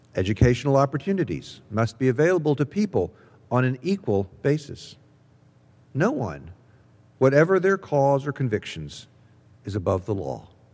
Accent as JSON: {"language": "English", "town": "Jackson", "region": "Mississippi", "country": "United States", "tie": "born or raised there", "moved": "yes", "lives_now": "Columbus, United States", "said": "I grew up in Jackson, Mississippi."}